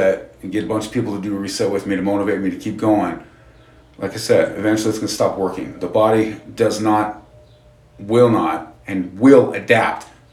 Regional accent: Utah, United States; we're from Utah, so we have two Independence Days pretty much.

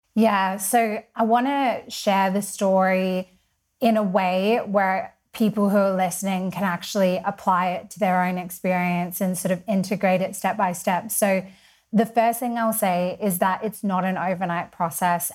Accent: Perth, Western Australia, Australia; also born or lived in Sydney / London; now in Mallorca, Spain; I'm from Perth. I lived in Sydney, so lots of people sometimes think I'm from there. Uh, I lived in London and now I'm a Spanish resident and I live in Mallorca.

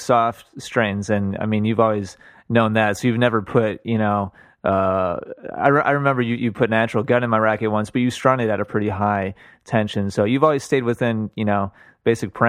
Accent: Wisconsin, United States; I'm from Wisconsin

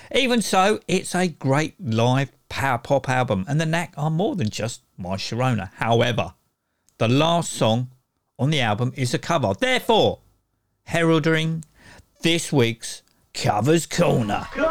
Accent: United Kingdom; I say shop as opposed to store because I'm British

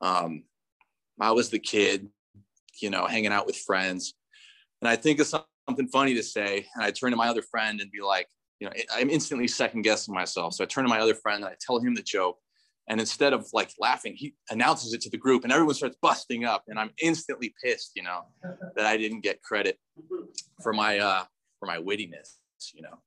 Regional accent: North Orange County, California, United States; I grew up in North Orange County

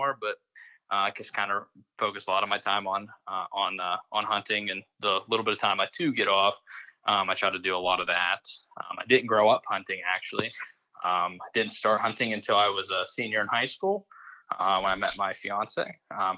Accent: West Central Pennsylvania, United States; moved away as an adult; now in Dauphin County, Pennsylvania, United States; I grew up in West Central Pennsylvania, moved out here going on almost 2 years ago now

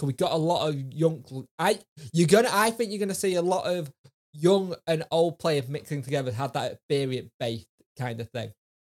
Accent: Yorkshire and the Humber, United Kingdom; I'm a Yorkshire lad.

